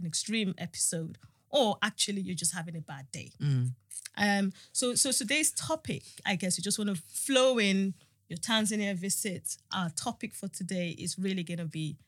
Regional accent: Nigeria; I'm a Nigerian woman, you know, I'm going to be 52

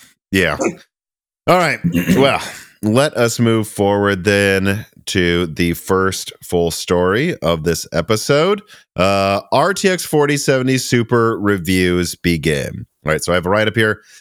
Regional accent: Minnesota, United States; now in Nashville, United States; I'm from Minnesota

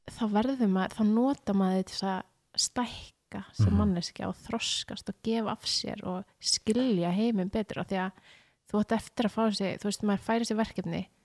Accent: Mosfellsbær, Capital Region, Iceland; also born or lived in Reykjavík / Breiðholt; ég er í Skerrafjörður núna en ég olst upp í Mósó

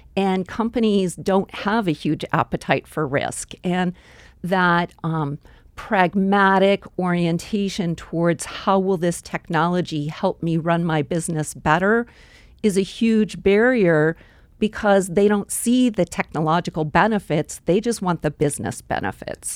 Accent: Boise, Idaho, United States; moved away as an adult; also born or lived in Colorado / Silicon Valley; growing up in Boise, we had the Boise River.

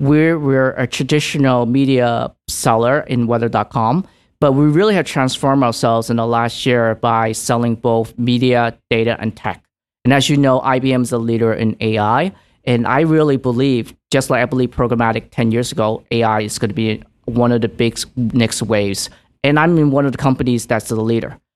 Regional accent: New York City, New York, United States; also born or lived in Hong Kong; I immigrated to New York City, downtown, um, in Little Italy, and where I was raised

